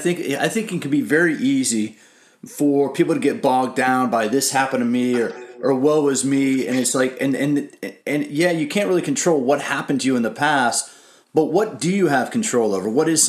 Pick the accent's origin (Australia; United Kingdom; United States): United States; I grew up in the suburbs, right? I grew up right outside of Washington, D.C.